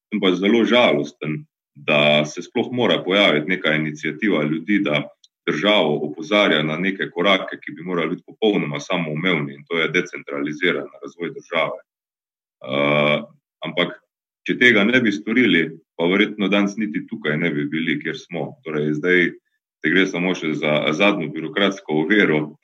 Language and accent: Slovenian; Carinthia, Slovenia; mojega domačega kraja, ki ga imam zelo rad, torej ravno na Koroškem ali pa gledano Koroške kot regije, iz katere prihajam